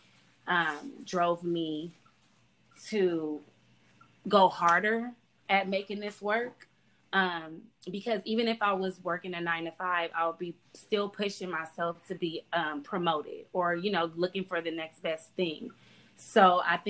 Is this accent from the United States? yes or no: yes; the South, United States; we're from the South